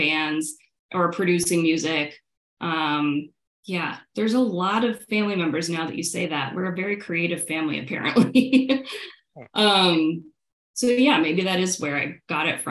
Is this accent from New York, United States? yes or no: yes; Syracuse, New York, United States; moved away as an adult; I grew up in Syracuse, New York, where there was nothing